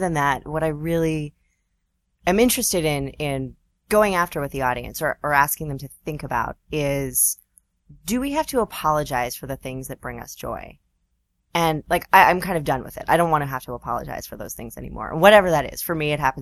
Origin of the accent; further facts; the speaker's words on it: Vancouver, British Columbia, Canada; also born or lived in Toronto / Seattle / California; now in New York, United States; So I grew up in Vancouver. I'm not from here.